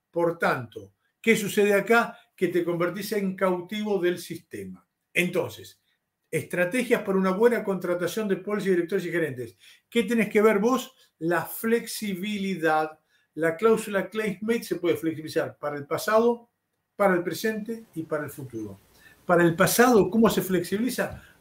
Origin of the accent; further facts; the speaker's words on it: Argentina; Yo te hablo como argentino. Una de las ventajas que tiene Argentina es que es un país en vías de subdesarrollo.